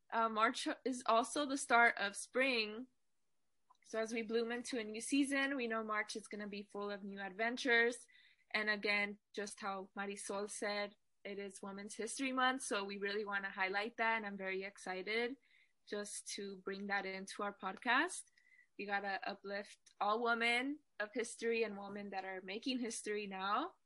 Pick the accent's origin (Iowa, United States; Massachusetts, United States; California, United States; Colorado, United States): California, United States; Fresno; also born or lived in Bakersfield; I was born in Bakersfield, but I was raised in Fresno, California for most of my life.